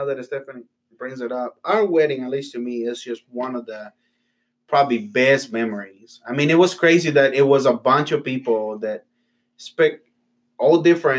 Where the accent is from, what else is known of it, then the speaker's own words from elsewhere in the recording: Honduras; now in United States; I'm from Honduras, but to a lot of people, I'm Mexican.